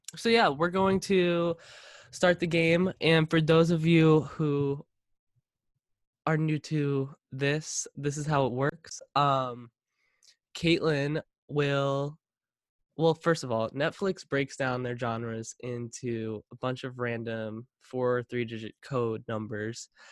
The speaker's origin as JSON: {"language": "English", "area": "Long Island", "region": "New York", "country": "United States", "tie": "born or raised there", "moved": "as an adult", "lives_now": "California, United States"}